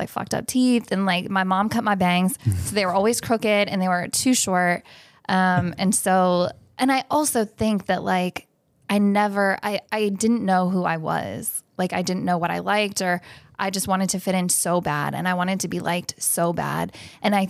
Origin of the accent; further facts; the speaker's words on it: Northern Virginia, United States; also born or lived in New York; now in Annapolis, United States; I grew up in Northern Virginia